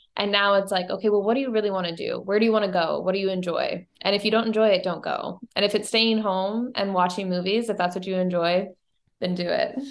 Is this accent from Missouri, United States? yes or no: yes; Bowling Green, Missouri, United States; moved away as an adult; also born or lived in Saint Louis, Missouri; I grew up in Bowling Green, Missouri. It's a small town about an hour and a half north of Saint Louis